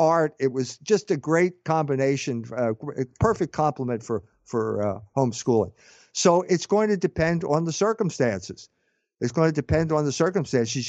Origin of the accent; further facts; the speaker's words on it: United States; I'm an American